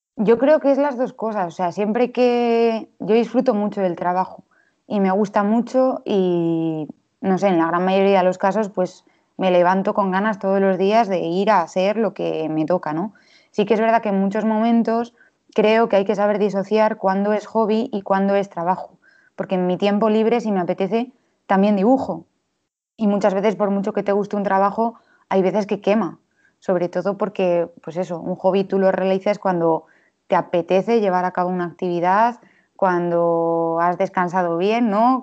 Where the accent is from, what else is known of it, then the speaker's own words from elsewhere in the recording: Valladolid, Castile and León, Spain; nací en Valladolid en 1996